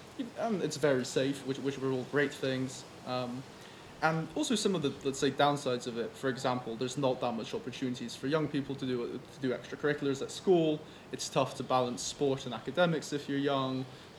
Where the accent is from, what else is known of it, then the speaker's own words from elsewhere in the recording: Warsaw, Masovian Voivodeship, Poland; moved away; So I grew up in Warsaw, which is the capital city, which is arguably the most developed city.